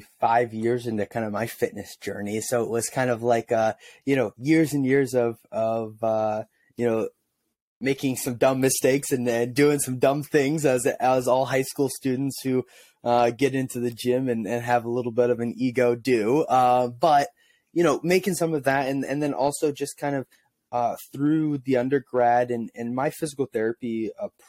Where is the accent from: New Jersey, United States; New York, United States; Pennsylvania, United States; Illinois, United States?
Illinois, United States; Illinois side of St. Louis, United States; also born or lived in Missouri; I grew up in Illinois, on the Illinois side of the river in St. Louis.